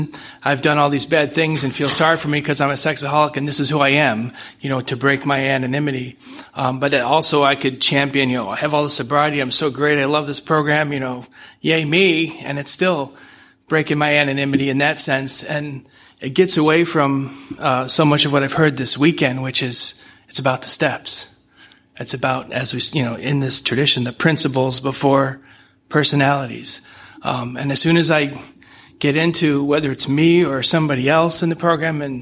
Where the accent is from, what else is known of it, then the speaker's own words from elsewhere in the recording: St. Louis, Missouri, United States; From St. Louis.